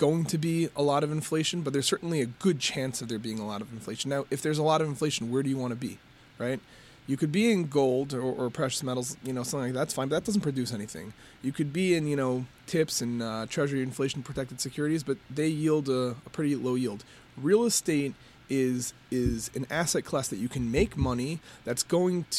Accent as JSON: {"language": "English", "region": "New York", "country": "United States", "moved": "yes", "lives_now": "Detroit, United States", "said": "At heart, I'm a New Yorker."}